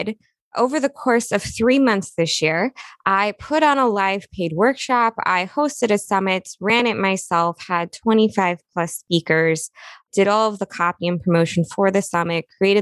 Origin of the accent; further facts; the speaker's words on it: Midwest, United States; I was brought up in the Midwest